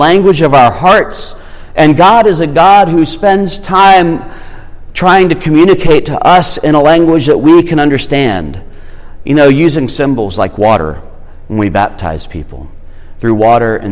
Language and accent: English; Irmo, South Carolina, United States; I'm from Irmo